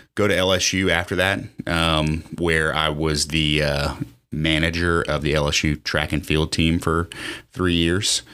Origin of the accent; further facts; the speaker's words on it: Lafayette, United States; born and raised in Lafayette. Um, I, uh, went to Lafayette High